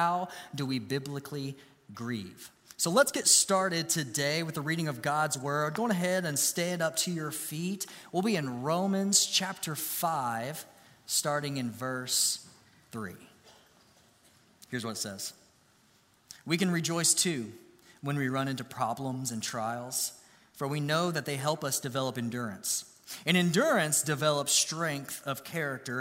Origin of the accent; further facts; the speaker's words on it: Grayson, Kentucky, United States; I grew up in Grayson, Kentucky